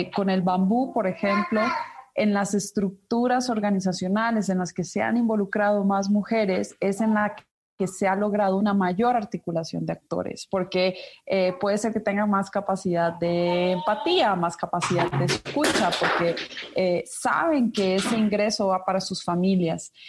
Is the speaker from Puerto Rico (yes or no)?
no; Ecuador; now in Mexico; yo soy ecuatoriana de nacimiento, nací en Ecuador